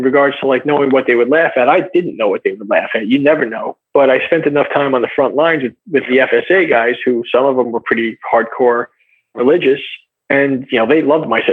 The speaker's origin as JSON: {"language": "English", "country": "United States", "said": "I'm American, I'm a white guy"}